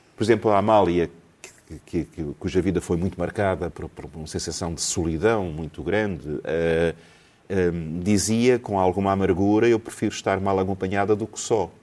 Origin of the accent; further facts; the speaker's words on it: Lisbon, Portugal; eu, eu nasci em Alfama